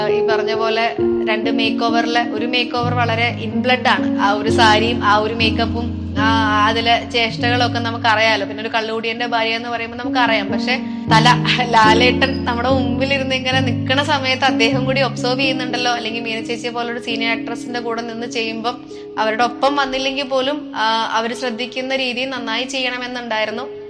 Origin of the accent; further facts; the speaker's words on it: Ernakulam, Kerala, India; ഞാൻ ജനിച്ചതും പഠിച്ചതും വളർന്നതും ഒക്കെ എറണാകുളത്ത് തന്നെയാണ്